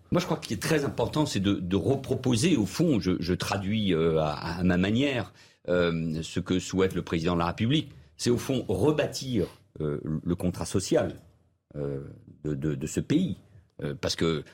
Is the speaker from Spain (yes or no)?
yes; Spain; moved away; je suis né en Espagne il y a presque 60 ans, j'y ai vécu, vous connaissez mes liens, ma double culture avec ce pays